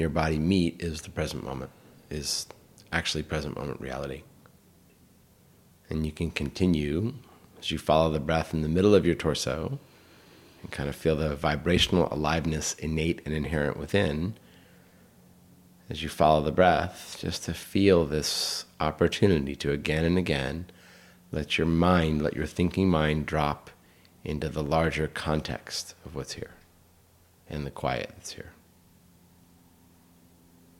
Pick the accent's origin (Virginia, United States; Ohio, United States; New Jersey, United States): Virginia, United States; Northern; growing up in Northern Virginia